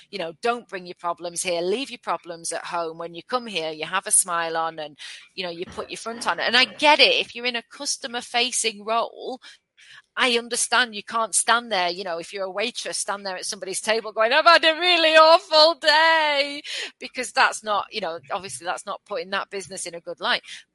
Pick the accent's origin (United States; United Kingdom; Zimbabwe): United Kingdom; we're very British